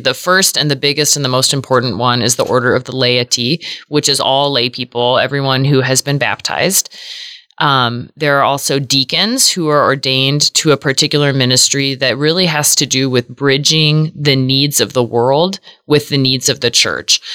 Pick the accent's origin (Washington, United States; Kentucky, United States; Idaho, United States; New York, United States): Washington, United States; Seattle; now in Omaha, United States; I grew up in the Episcopal Church in Seattle, Washington, which is where I was born and raised